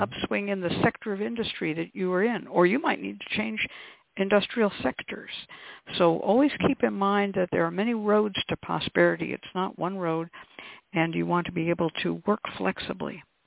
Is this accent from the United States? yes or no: yes; West Coast, United States; I grew up on the West Coast, and I was taught to burn red onion skins immediately that you peel them off the onion